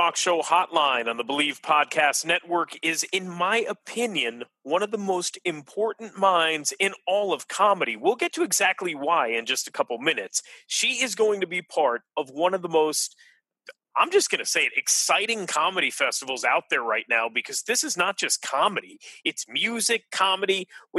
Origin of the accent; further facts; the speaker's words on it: Florida, United States; I was born in Florida